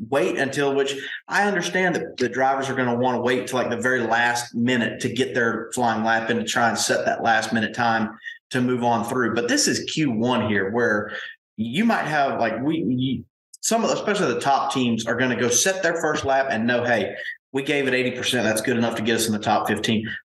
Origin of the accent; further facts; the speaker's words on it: United States; I'm an American.